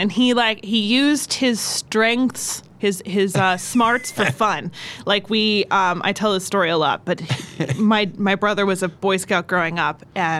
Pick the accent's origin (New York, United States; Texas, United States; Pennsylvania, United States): Pennsylvania, United States; Lackawanna County; also born or lived in Baltimore, Maryland; I was not born in Lackawanna County, but I was raised. I was born outside of Baltimore.